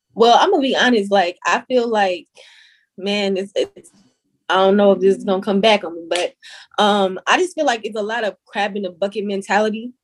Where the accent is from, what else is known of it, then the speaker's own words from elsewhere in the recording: Salisbury, North Carolina, United States; now in Bronx, United States; I am from Salisbury, North Carolina.